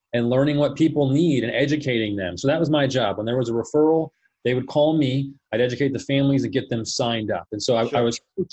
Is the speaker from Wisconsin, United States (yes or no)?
no; Phoenix, Arizona, United States; also born or lived in Colorado; I was born and raised here in Phoenix, Arizona. So I pretty much lived here my entire